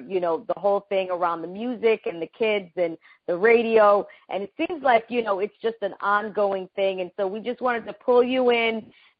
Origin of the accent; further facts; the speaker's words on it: Panama; moved away; in my country, I'm from Panama